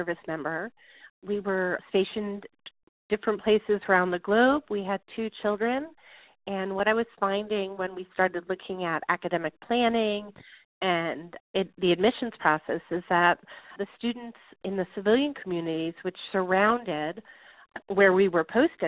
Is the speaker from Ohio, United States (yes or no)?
no; the Northeast, Connecticut, United States; moved away; Where I am from the Northeast, and I applied to schools where my friends had applied to schools, and really as I was in the Connecticut area